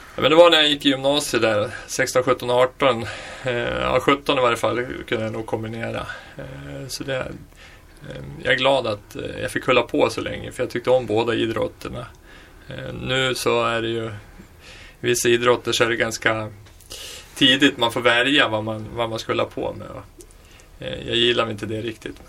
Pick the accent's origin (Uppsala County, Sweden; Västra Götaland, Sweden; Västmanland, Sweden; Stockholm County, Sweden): Västmanland, Sweden; Västerås; född och uppvuxen i Västerås